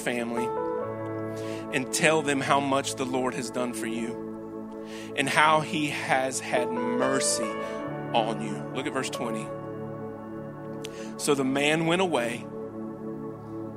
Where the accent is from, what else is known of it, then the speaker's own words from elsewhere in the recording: Wallburg, North Carolina, United States; I'm from Wahlberg. I graduated from Ledford